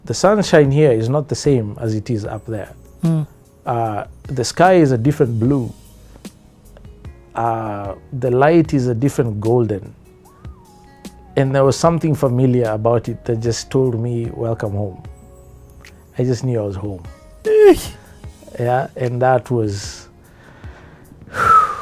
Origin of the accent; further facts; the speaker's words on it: Kenya; I was Kenyan. I was home. I have the right to be here. This is my country. My country.